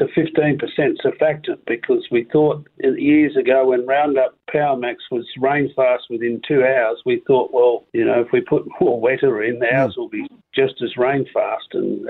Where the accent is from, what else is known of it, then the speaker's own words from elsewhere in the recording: Noongar, Western Australia, Australia; I'm a farmer from Noongar